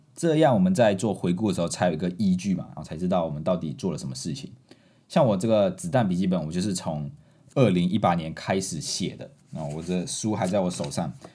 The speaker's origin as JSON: {"language": "Chinese", "country": "Malaysia", "moved": "as an adult", "lives_now": "Taiwan", "said": "我们马来西亚人是用拼音的"}